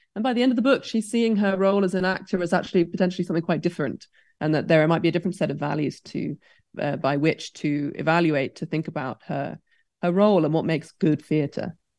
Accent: United Kingdom; growing up in Britain

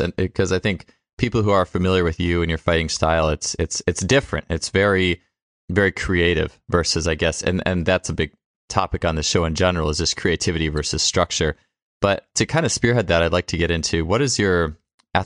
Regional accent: Wisconsin, United States; we're both from Wisconsin

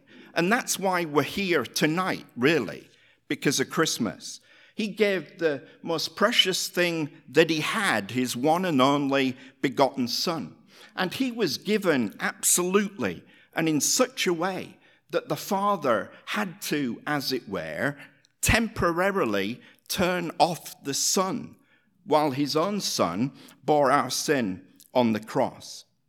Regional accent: Hull, Yorkshire and the Humber, United Kingdom; born there; I was born in Hull, Yorkshire, in England, the same city that the great abolitionist William Wilberforce was born

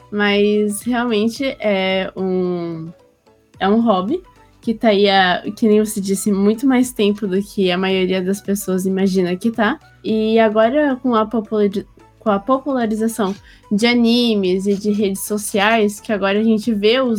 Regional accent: Blumenau, Santa Catarina, Brazil; Eu sou de Blumenau, Santa Catarina

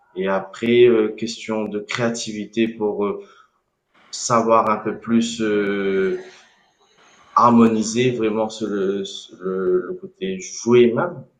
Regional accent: Réunion; je suis né à La Réunion

